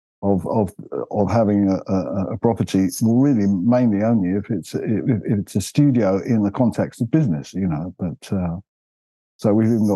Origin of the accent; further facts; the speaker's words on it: London, United Kingdom; moved away as an adult; also born or lived in North Devon; now in Devon, United Kingdom; Being a Londoner, I was used to built up areas